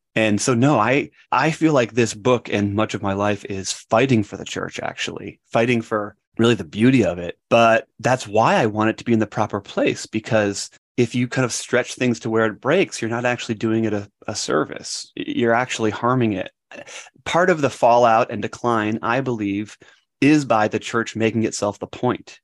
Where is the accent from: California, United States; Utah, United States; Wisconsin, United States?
Wisconsin, United States; moved away; I grew up in Wisconsin and part of a wonderful kind of Christian family